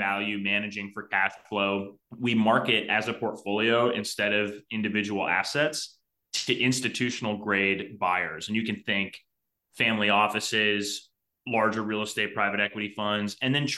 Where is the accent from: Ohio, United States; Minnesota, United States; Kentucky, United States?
Ohio, United States; Cleveland; growing up in Cleveland, I was about 2 hours drive time from all of these